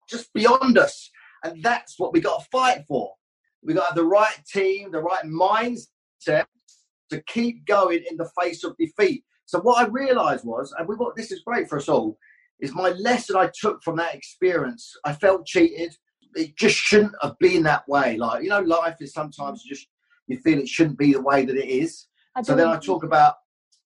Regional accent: Luton, East of England, United Kingdom

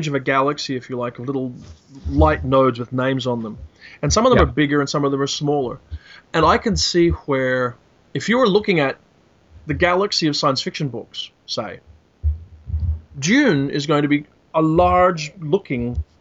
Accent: Australia; I am an Australian white Anglo-Saxon male

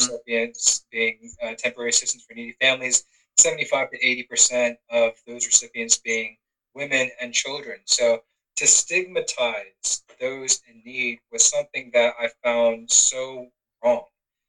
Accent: Georgia, United States; I'm proud of my Korean heritage, but I'm born and raised in Georgia. And, you know, this is the only home that I know of.

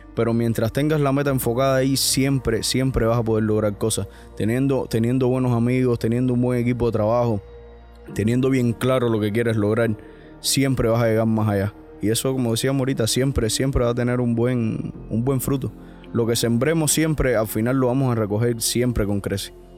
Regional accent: Cuba; also born or lived in Miami; now in United States; yo al final me siento cubano 100%

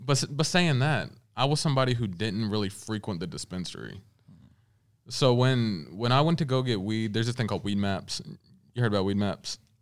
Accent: Louisville, Kentucky, United States; moved away; also born or lived in Los Angeles, California; I was born here, raised here

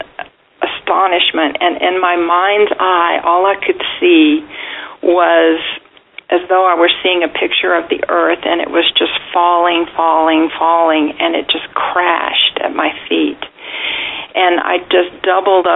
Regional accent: about 90 miles north of Houston, Texas, United States; moved away; My hometown was about 90 miles north of Houston.

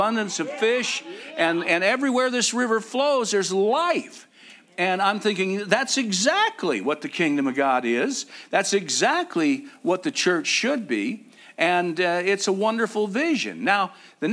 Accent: Arizona, United States; I'm from Arizona.

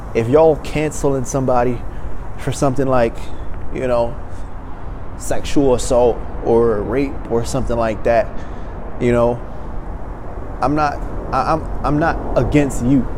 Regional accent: Maryland, United States; now in Los Angeles, United States; my hometown, you know, back in Maryland

